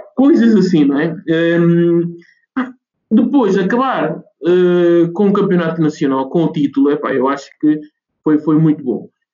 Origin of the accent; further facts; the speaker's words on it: Guinea-Bissau; now in Oeiras, Portugal; a minha terra natal, que é Guiné-Bissau